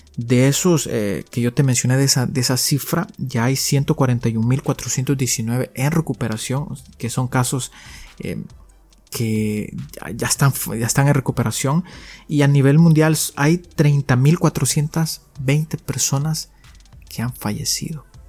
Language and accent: Spanish; El Salvador; soy un salvadoreño